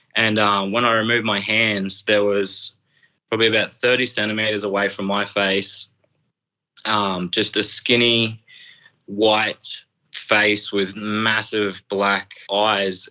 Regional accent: Brisbane, Emerald, Queensland, Australia; now in Emerald, Australia; when I was 12. We just moved to Emerald. Uh, my stepdad got a job in the mines. So we relocated from Brisbane up to here

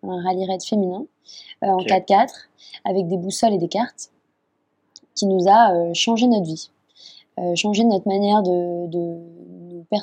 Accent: Japan; identité européenne euh, qui était si, si, éloignée en fait de ce que tout ce que j'avais connu moi en grandissant au Japon

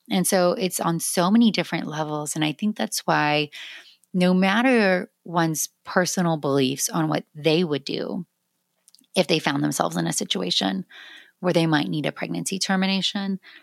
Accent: South Georgia, United States; now in Austin, United States; I grew up in South Georgia

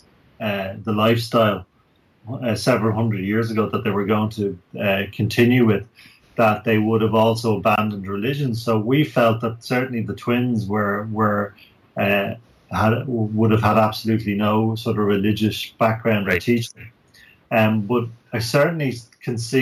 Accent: Ireland; we're Irish and we've grown up watching movies

